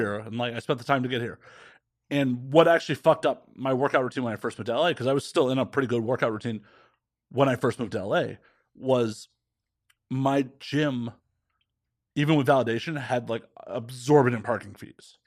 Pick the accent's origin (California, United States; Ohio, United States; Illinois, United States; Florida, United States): Illinois, United States; Chicago; I grew up in Chicago, around a bunch of blue-collar and middle-class fucking Chicagoans